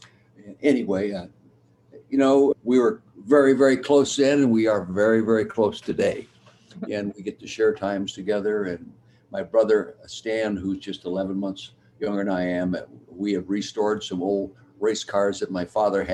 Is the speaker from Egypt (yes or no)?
no; Calistoga, California, United States; moved away as an adult; also born or lived in Philadelphia; I grew up in the Napa Valley, a little town called Calistoga